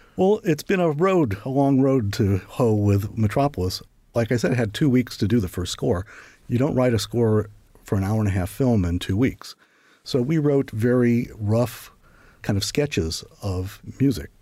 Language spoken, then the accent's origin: English; St. Louis, Missouri, United States; moved away as an adult; also born or lived in Iowa / Paris, France; I'd grown up in Saint Louis and Iowa